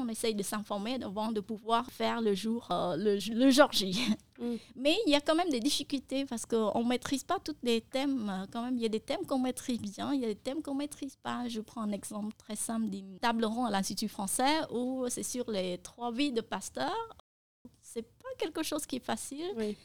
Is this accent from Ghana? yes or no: no; Cambodia; first language Khmer; French is a second language; ma langue maternelle qui est le khmer